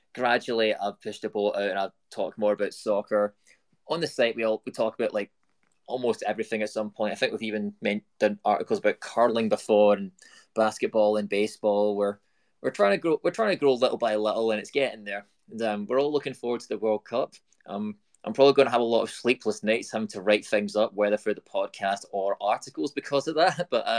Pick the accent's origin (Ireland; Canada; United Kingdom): United Kingdom; You know, I'm British. Like, you're born with a ball at your foot and you kick it into a goal right out of birth.